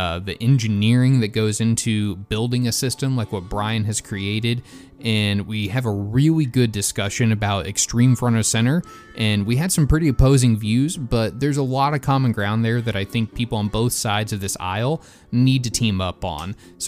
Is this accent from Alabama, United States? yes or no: yes; Alabama, United States; but so growing up in Alabama, there's a ton of hunting heritage there with some pretty big and high-profile people.